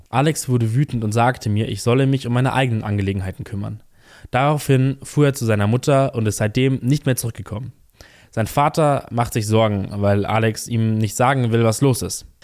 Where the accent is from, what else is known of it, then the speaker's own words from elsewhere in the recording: Bavaria, Germany; bei uns in Bayern